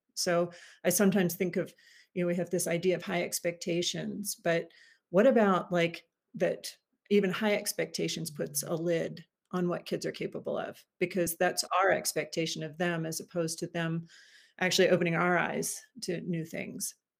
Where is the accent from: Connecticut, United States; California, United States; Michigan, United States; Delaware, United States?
Delaware, United States; Wilmington; now in Washington, DC, United States; I am from originally from Wilmington, Delaware, so just outside of Philly.